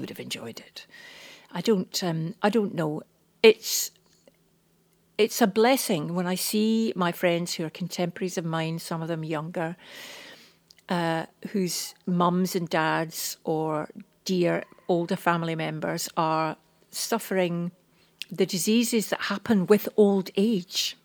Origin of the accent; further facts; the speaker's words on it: Scotland, United Kingdom; We're old, we're Scottish